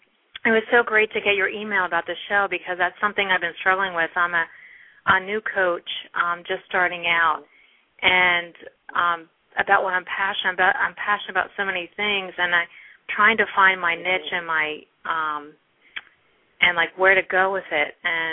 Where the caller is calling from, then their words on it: New Jersey, United States; I'm calling from New Jersey.